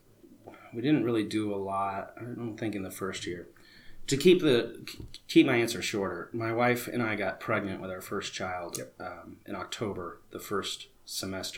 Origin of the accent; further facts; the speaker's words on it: Phoenix, Arizona, United States; also born or lived in Prescott, Arizona; I'm born and raised in Phoenix, Arizona